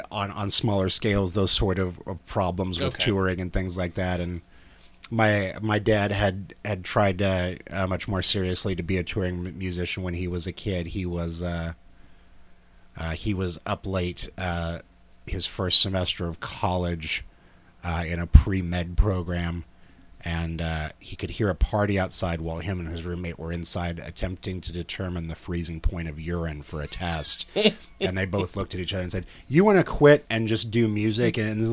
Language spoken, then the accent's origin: English; Salina, Kansas, United States; Salina, Kansas.